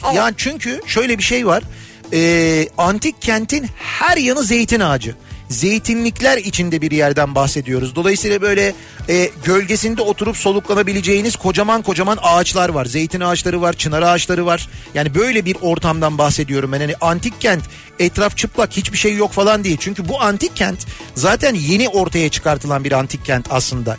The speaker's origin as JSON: {"language": "Turkish", "region": "Istanbul", "country": "Turkey", "tie": "born or raised there"}